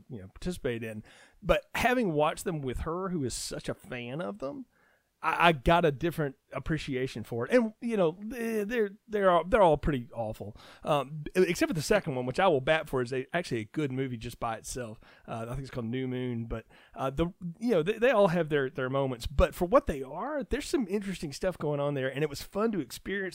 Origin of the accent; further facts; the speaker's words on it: North Alabama, United States; where I grew up in North Alabama is right across the river from Muscle Shoals